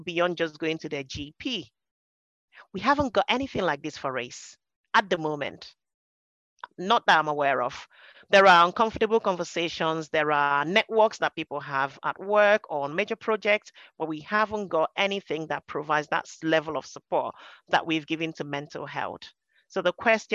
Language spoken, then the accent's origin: English; Nigeria; moved away as an adult; now in United Kingdom; I came over from Nigeria and we grew up speaking English.